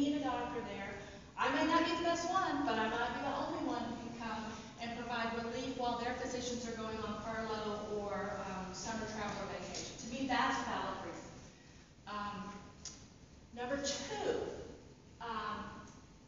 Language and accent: English; United States; as American Christian physicians